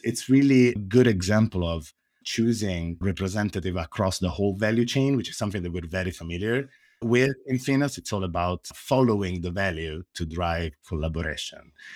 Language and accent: English; Italy; accent: Italian; English is a second language; now in San Francisco, United States; As you can probably hear from my accent, I am Italian, but I'm based in the Silicon Valley.